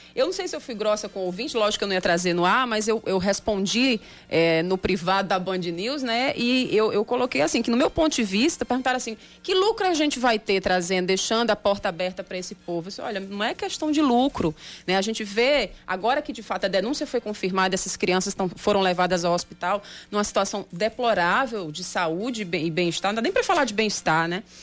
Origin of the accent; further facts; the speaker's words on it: Brazil; como brasileiro nós somos sul-americanos também